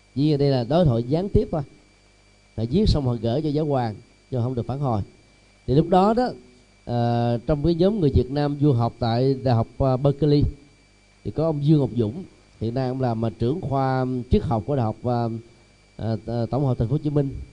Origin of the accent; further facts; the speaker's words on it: Vietnam; người Việt Nam mình